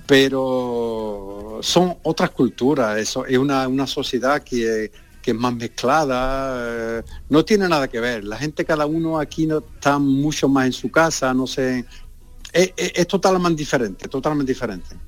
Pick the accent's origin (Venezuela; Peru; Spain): Spain; San Juan de Aznalfarache, Andalusia; moved away as an adult; also born or lived in Villanueva del Ariscal; now in France; yo nací en Villanueva de Remina, allí voy poco, porque está un poquito lejos, pero donde viví casi toda mi vida, en San Juan de Farache